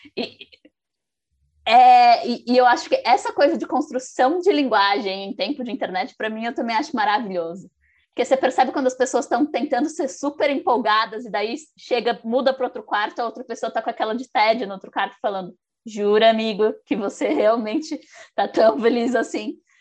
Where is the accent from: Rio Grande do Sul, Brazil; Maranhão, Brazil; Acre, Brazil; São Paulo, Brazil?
São Paulo, Brazil; eu sou de São Paulo